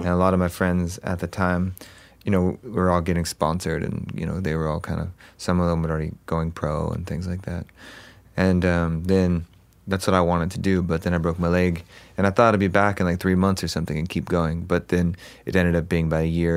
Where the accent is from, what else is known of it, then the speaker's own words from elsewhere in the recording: Huntington Beach, California, United States; also born or lived in Los Angeles, California; I grew up in Orange County, so Huntington Beach